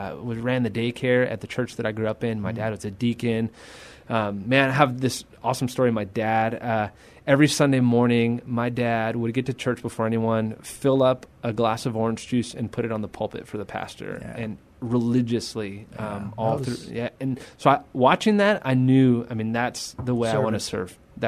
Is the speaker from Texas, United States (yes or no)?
yes; El Paso, Texas, United States; moved away as an adult; now in San Antonio, United States; We're both from El Paso, Texas. Didn't know. We grew up 5 minutes apart, didn't know each other.